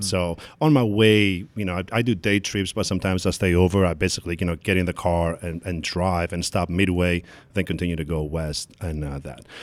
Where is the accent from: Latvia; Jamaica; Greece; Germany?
Greece; Athens, Attica; also born or lived in Kozani, Greece; now in New York, United States; I was born in Kozani, which is the northern, uh, part of Greece, part of Macedonia, and then I grew up in Athens